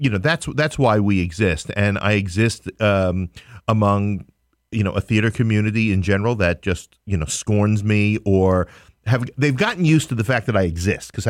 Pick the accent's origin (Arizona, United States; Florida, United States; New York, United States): New York, United States; New York City; I'm from Queens